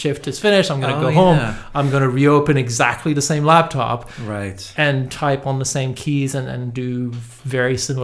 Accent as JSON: {"language": "English", "town": "Montreal", "region": "Quebec", "country": "Canada", "tie": "born or raised there", "also_born_or_lived": "Italy / London, United Kingdom / Germany / France", "second_language": "English", "moved": "as an adult", "lives_now": "Los Angeles, United States", "said": "I was born in Montreal and I grew up in Montreal"}